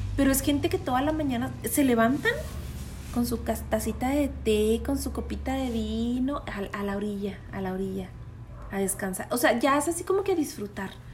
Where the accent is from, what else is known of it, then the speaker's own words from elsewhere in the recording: Mexico; soy de México